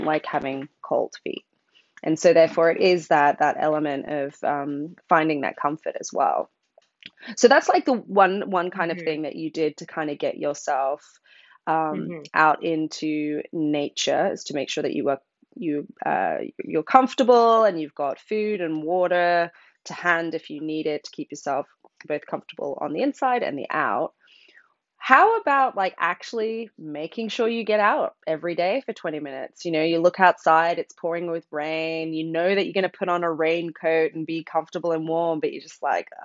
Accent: Brisbane, Queensland, Australia; now in England; You probably can hear from my voice. I grew up in Australia

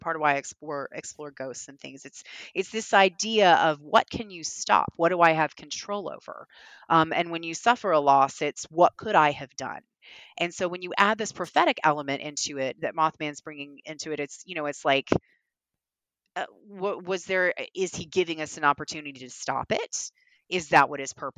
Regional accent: the South, United States; I'm a Southerner

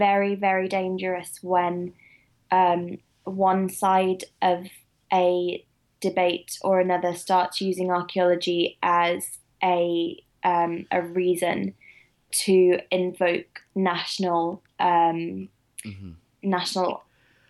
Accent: Midlands, United Kingdom; I am from the Midlands

